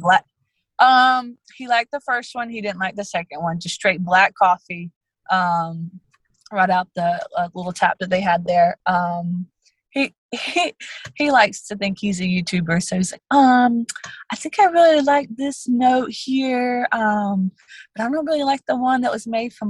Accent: South Georgia, United States; also born or lived in San Diego, California; we are from South Georgia.

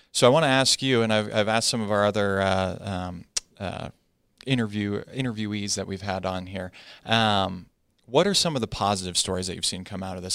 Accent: Arizona, United States; I'm from Arizona

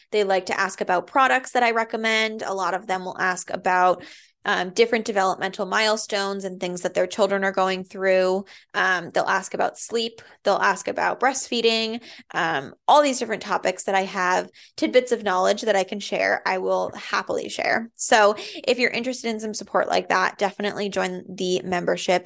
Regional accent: Andover, Massachusetts, United States; also born or lived in Methuen, Massachusetts / Lowell, Massachusetts; I grew up in Andover

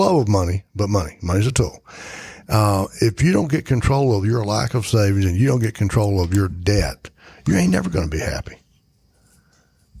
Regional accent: Edgecombe County, North Carolina, United States; I am a redneck from Edgecombe County.

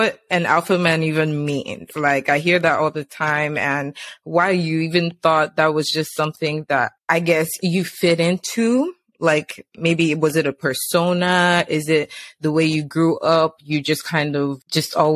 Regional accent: Nigeria; growing up in Nigeria, like secondary school

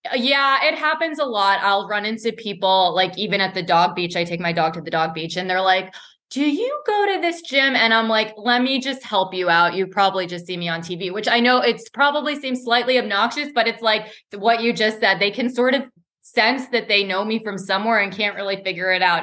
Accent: Boston, Massachusetts, United States; moved away; I was born and raised in Boston

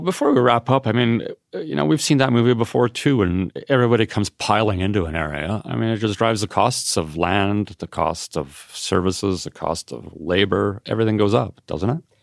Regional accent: Canada; as a Canadian

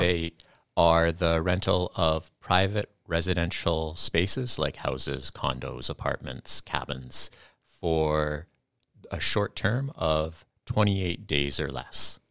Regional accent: Kamloops, British Columbia, Canada; moved away as an adult; now in Kenora, Canada; I came from British Columbia, and this is the closest I'm gonna get to home

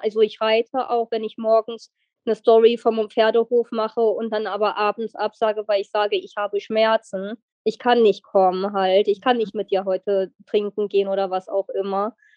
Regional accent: near Wolfsburg, Lower Saxony, Germany; Ich komme aus der Nähe von Wolfsburg

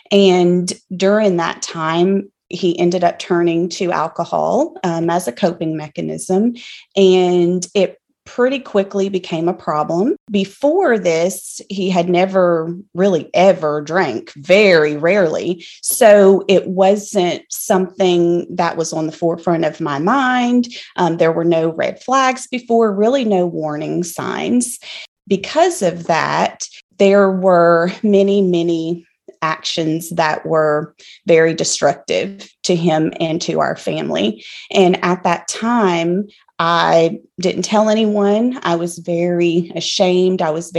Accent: Louisiana, United States; accent: country accent; but I am also originally from South Louisiana, moved around a bit, have settled in Central Louisiana for the last 6 years or so, I guess, so this is kind of home for us. I feel like I'll always be a Cajun at heart

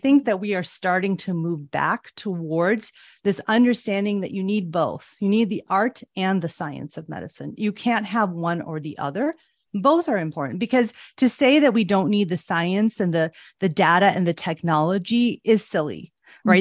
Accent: Chicago, Illinois, United States; I was born and raised in Chicago

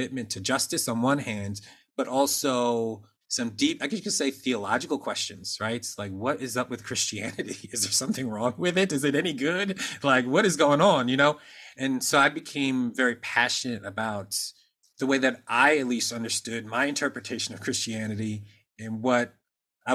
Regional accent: Norristown, Pennsylvania, United States; I grew up in Norristown, Pennsylvania

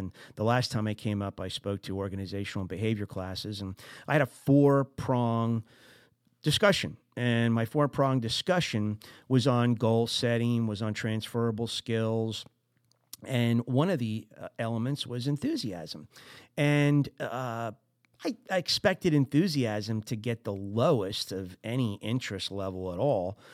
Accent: New Jersey, United States; I'm from Jersey

